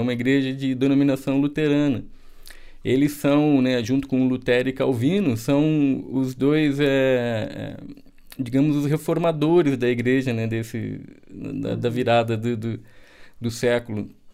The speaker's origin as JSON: {"language": "Portuguese", "town": "Porto Alegre", "region": "Rio Grande do Sul", "country": "Brazil", "tie": "born or raised there", "also_born_or_lived": "Pernambuco", "moved": "yes", "said": "eu nasci em Porto Alegre, eu sou gaúcho"}